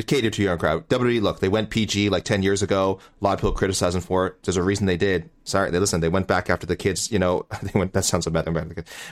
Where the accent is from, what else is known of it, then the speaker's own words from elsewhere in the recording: Canada; we're Canadian